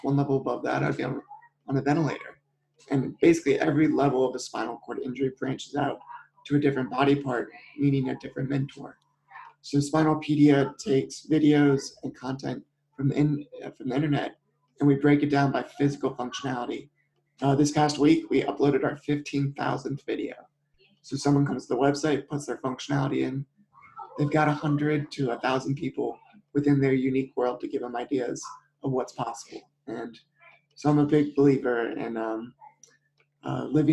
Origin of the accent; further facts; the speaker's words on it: Maryland, United States; I grew up in Maryland